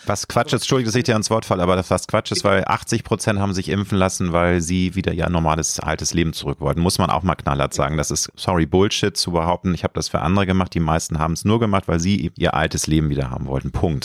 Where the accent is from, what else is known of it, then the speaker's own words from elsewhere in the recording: Germany; Ich lebe gerne in Deutschland, ich liebe mein Heimatland.